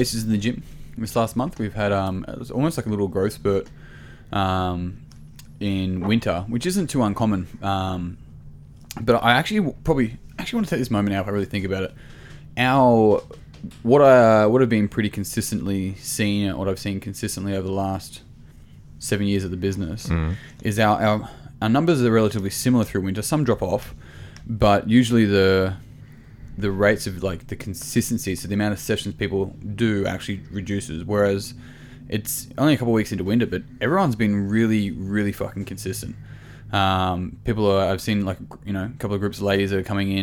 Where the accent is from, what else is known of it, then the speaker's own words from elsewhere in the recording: Eden, New South Wales, Australia; I grew up in Eden